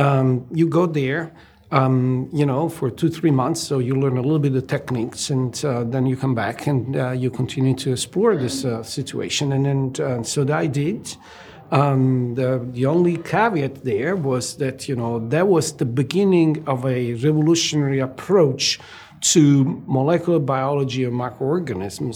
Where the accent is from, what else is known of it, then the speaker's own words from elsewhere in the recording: Italy; moved away as an adult; I was born and raised in Italy, and I went to medical school at University of Naples